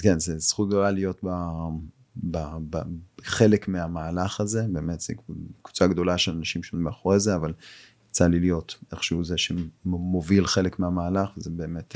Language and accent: Hebrew; Israel; פה בישראל, אנחנו, את יודעת, אנחנו ישראלים